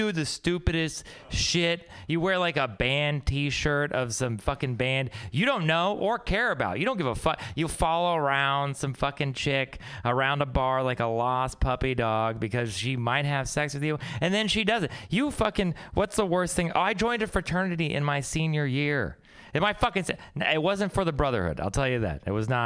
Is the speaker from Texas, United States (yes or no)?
yes; Texas, United States; moved away; I'm from Texas